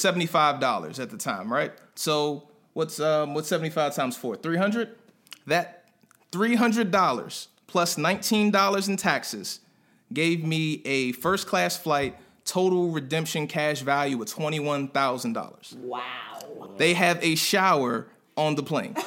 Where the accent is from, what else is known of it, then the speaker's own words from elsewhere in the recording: Prince George's County, Maryland, United States; moved away as an adult; also born or lived in North Carolina; I'm a guy from PG County, right outside of DC in Maryland